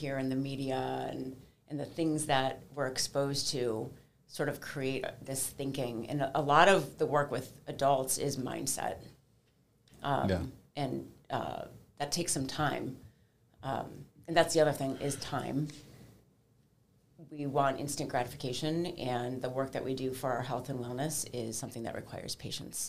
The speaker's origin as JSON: {"language": "English", "town": "Cleveland", "region": "Ohio", "country": "United States", "tie": "born or raised there", "also_born_or_lived": "Washington, D.C.", "said": "I am a native Clevelander, born and raised in Cleveland"}